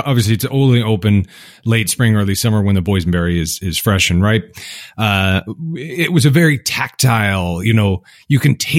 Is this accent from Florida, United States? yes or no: no; Mackinac, Michigan, United States; And I identify as Canadian, although I'm from Mackinac, Michigan.